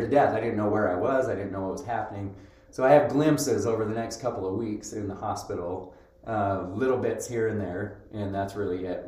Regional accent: Roy, Utah, United States; moved away as an adult; also born or lived in North Carolina / Seattle, Washington / Idaho; now in Rexburg, United States; I grew up here in in Utah

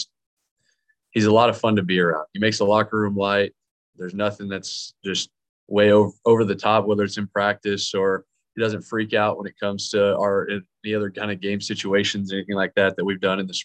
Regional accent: Dallas, Texas, United States; I'm from Dallas, Texas

